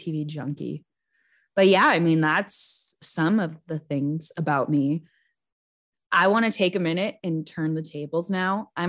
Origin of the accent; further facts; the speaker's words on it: Rochester, Minnesota, United States; like Laura said, born and raised in Rochester, Minnesota.